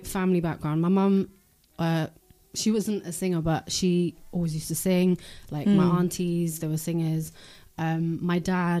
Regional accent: Denmark; born there; moved away; And I think, so I was born in Denmark. And when I came to this country

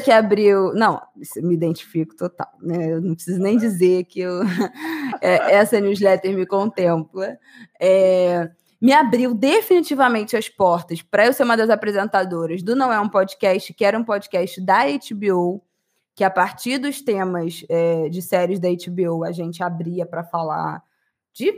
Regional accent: Brazil

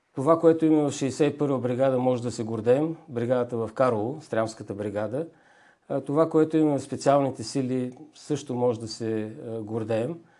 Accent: Bulgaria; Ние сме българи

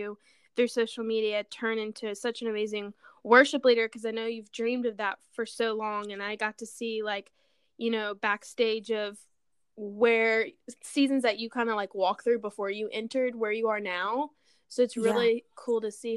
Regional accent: Louisiana, United States; one of my good friends that I was raised with from Louisiana.

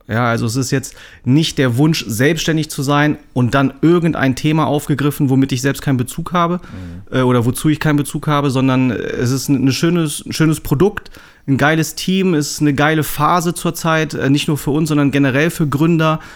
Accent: Braunschweig, Lower Saxony, Germany; also born or lived in Hamburg; Ich bin ja ursprünglich gebürtiger Braunschweiger

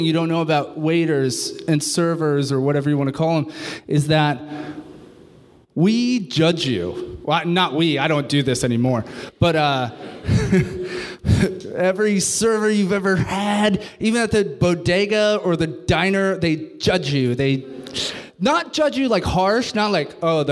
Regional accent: New York City, New York, United States; moved away; I'm from New York City

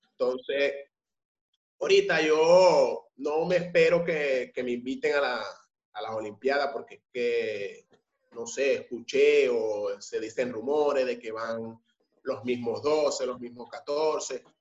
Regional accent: San Francisco, Zulia, Venezuela; moved away; yo vivo en el sur, como te, había comentado mucho antes. Soy de San Francisco

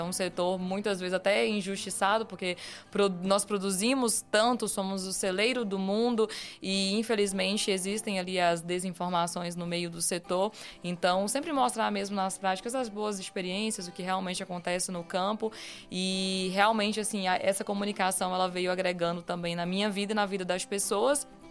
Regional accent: Rondon do Pará, Pará, Brazil; sou paraense, sou de Rondon do Pará

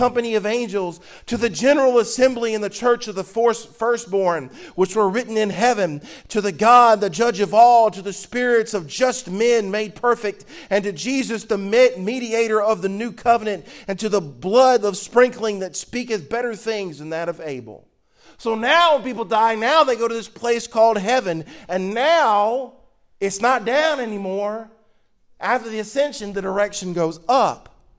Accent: the South, United States; I'm from South, and I get on the bus to work

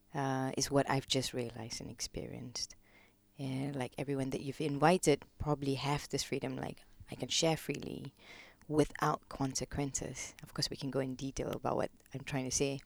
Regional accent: Kuala Lumpur, Malaysia; moved away as an adult; now in London, United Kingdom; I was born in Malaysia, born, brought up Malaysian, uh, Kuala Lumpur

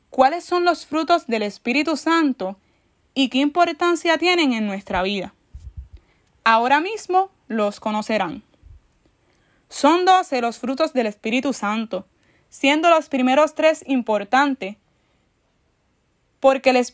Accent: San Juan, Puerto Rico; tengo 23 años. Soy de San Juan, Puerto Rico. Actualmente asisto a la parroquia Santa Bernardita en San Juan.

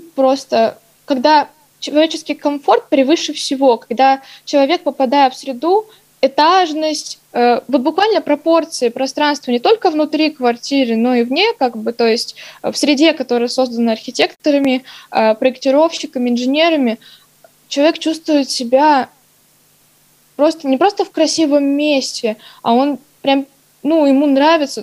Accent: Novosibirsk, Novosibirsk Oblast, Russia; я коренной житель Новосибирска

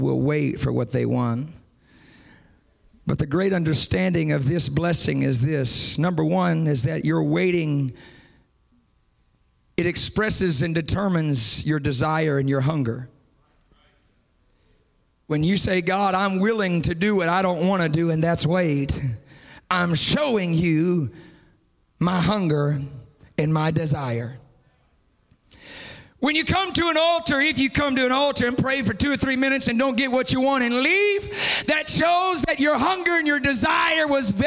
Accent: Austin, Texas, United States; I'm from Austin, Texas. Our motto is keep Austin weird

